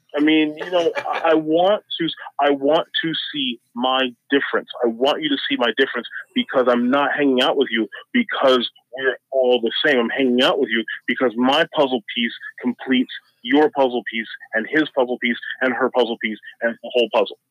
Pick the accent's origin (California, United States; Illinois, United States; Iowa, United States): Iowa, United States; Ottumwa; I grew up in Ottumwa, Iowa, with a three percent black population